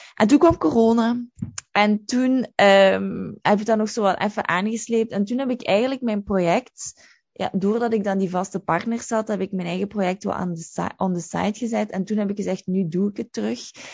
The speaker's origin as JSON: {"language": "Dutch", "area": "Limburg", "region": "Flanders", "country": "Belgium", "also_born_or_lived": "London", "moved": "as an adult", "said": "ik ben van Limburg"}